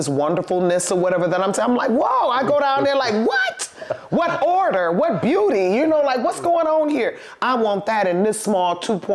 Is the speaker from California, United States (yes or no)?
no; Highland Park, Michigan, United States; I was born in Highland Park, too. Detroit Osteopathic Hospital